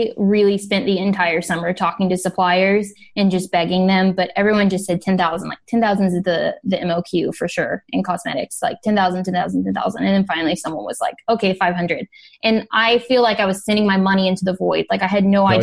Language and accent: English; Midwest, United States; moved away as an adult; also born or lived in Boston / Miami / Los Angeles; now in China; I grew up in the Midwest